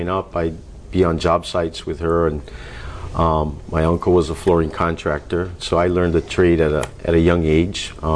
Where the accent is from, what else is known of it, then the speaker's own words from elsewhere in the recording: Kula, Hawaii, United States; also born or lived in Oahu; I grew up in Kula, Maui